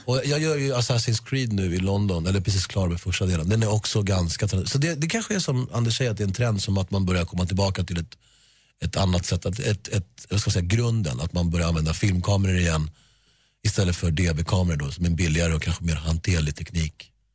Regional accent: Sweden; Sverige är mitt hemland och det är här jag bor och det är här mina vänner bor

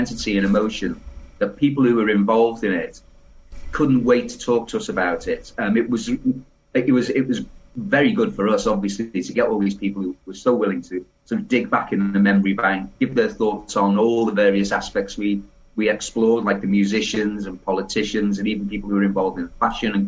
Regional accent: Liverpool, North West England, United Kingdom; I was born in Liverpool

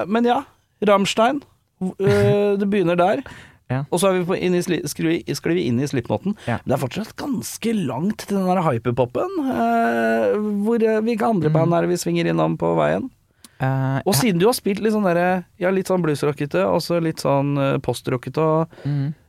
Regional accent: Oslo, Norway; Jeg er fra Oslo sentrum.

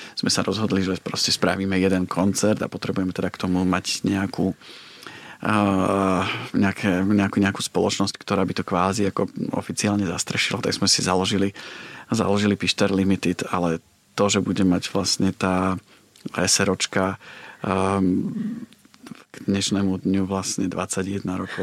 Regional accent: Považská Bystrica, Trenčín Region, Slovakia; moved away as an adult; also born or lived in Bratislava; now in London, United Kingdom; Ja som z Považskej Bystrice

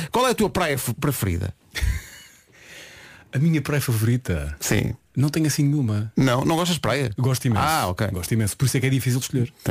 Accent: Porto, Norte, Portugal; moved away as an adult; now in Lisbon, Portugal; Ah, nasci na bela cidade do Porto.

